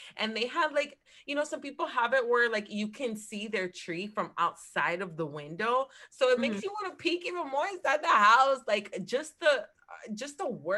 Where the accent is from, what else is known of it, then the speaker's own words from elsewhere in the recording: New Jersey, United States; now in Florida, United States; that's my hometown state